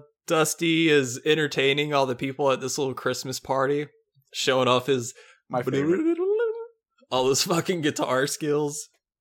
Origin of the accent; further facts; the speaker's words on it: North Carolina, United States; I'm from North Carolina.